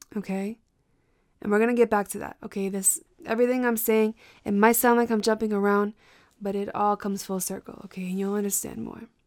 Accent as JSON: {"language": "English", "region": "Massachusetts", "country": "United States", "tie": "born or raised there", "also_born_or_lived": "Brockton / Boston / Cape Cod", "said": "I am from Massachusetts. My family is from Brockton. I was in and out of Boston growing up."}